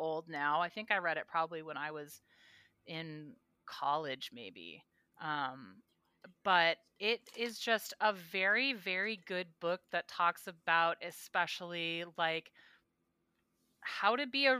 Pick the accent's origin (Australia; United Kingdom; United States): United States; Alaska; I'm from Alaska